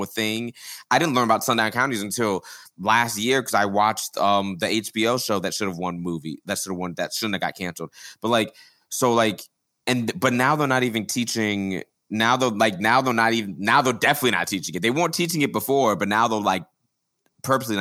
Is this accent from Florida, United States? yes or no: yes; Florida, United States; I grew up in Florida.